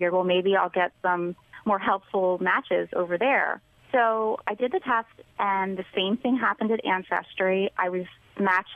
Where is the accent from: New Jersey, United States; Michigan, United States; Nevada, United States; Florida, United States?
New Jersey, United States; southern; I grew up in southern New Jersey, right outside of Philadelphia